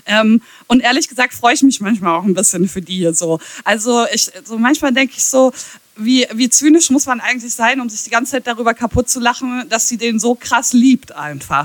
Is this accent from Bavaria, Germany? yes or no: no; Ahaus, North Rhine-Westphalia, Germany; Jens Spahn und ich, wir kommen aus der gleichen Stadt